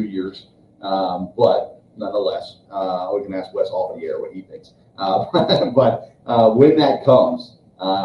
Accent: Murfreesboro, Tennessee, United States; moved away; I grew up in Murfreesboro, Tennessee, and in the 80s

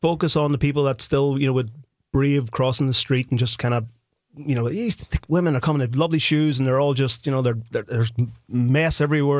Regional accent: Ireland; now in Minnesota, United States; Even though I grew up in Ireland, I have blonde hair and blue eyes, so I think there's a little Viking blood flowing through me here.

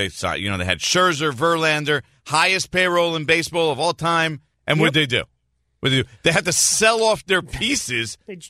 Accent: New Jersey, United States; as someone who grew up and was born and raised in New Jersey

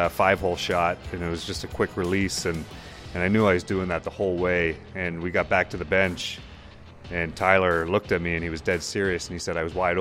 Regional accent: Brampton, Ontario, Canada; now in Columbus, United States; I was from Brampton

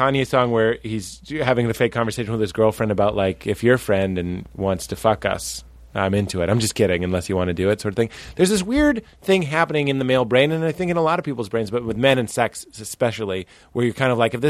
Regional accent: New England, United States; I'm from the New England, so I eat eating scrods and fucking broads.

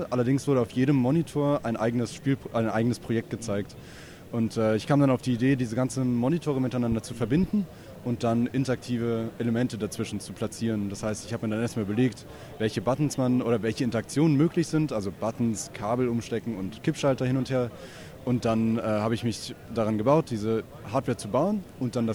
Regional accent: Hamburg, Germany; Dann fahre ich wieder zurück nach Hamburg, wo ich herkomme.

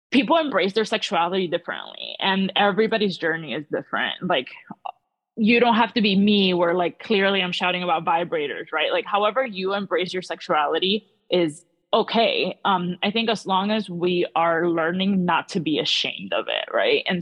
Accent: Miami, Florida, United States; But um, yeah, I grew up in South Florida. Then I kind of went to the West Coast for a while, and now I'm back in South Florida.

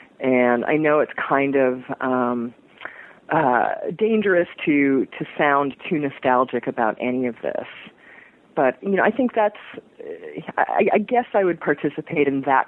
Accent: New York, United States; Yeah, I loved the New York I grew up in. I'm not far from Times Square right now.

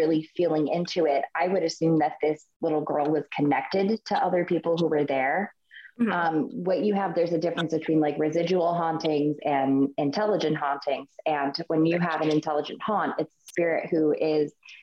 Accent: Buffalo, New York, United States; now in Chesapeake, United States; I grew up in Buffalo, which is not far from Pennsylvania border

